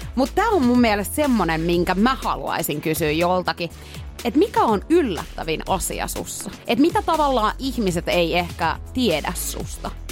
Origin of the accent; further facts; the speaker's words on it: Pori, Satakunta, Finland; now in Helsinki, Finland; mä oon muuttanut pois Porista